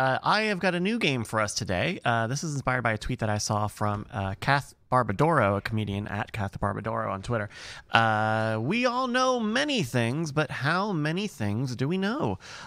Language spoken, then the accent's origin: English; Virginia, United States; I'm a Southerner. I'm from Virginia.